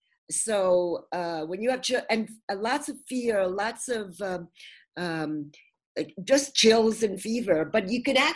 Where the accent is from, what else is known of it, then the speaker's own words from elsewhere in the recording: New York City, New York, United States; accent: Brooklyn; my Brooklyn accent